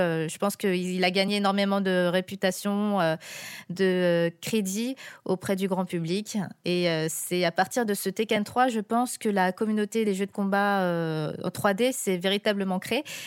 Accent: France; quand on est aux États-Unis et qu'on est français là-bas

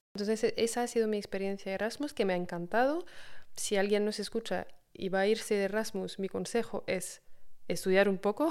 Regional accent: France; Spanish is a second language; moved away as an adult; also born or lived in Australia; yo soy de Francia

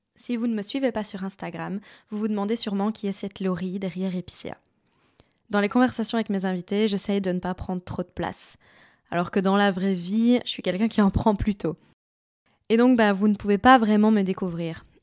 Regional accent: Liège, Wallonia, Belgium; Moi, je suis liégeoise de base, donc je viens de par là

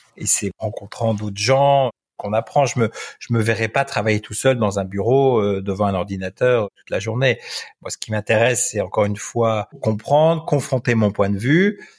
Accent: France; moved away as an adult; now in Belgium; je suis un Français qui vit en Belgique depuis 18 ans pour des raisons professionnelles

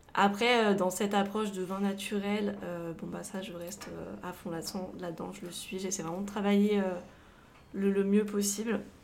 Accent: Savoie, Auvergne-Rhône-Alpes, France; also born or lived in Grenoble / Avignon / Montpellier; J'habite euh, en Savoie, je suis originaire de Savoie. Euh, j'ai toute ma famille ici.

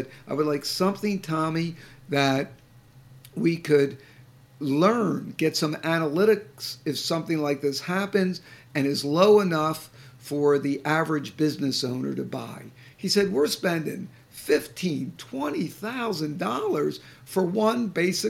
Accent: Boston, Massachusetts, United States; I'm from the Boston area

